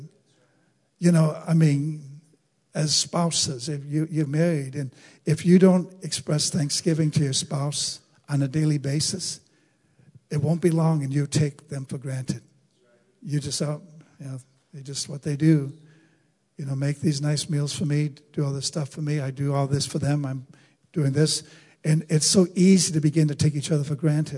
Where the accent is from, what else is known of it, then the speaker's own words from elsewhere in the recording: United States; as American citizens